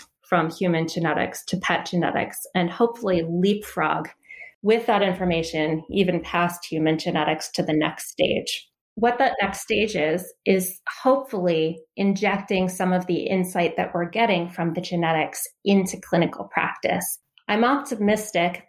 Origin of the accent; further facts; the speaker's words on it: Delaware, United States; also born or lived in Philadelphia, Pennsylvania; So I grew up in Delaware. I was born in Philly, and then I moved out to Delaware shortly after.